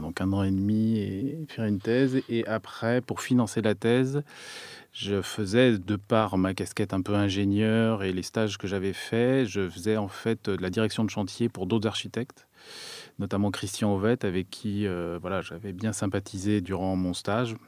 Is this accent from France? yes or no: yes; France; also born or lived in Turin, Italy; en tant que Français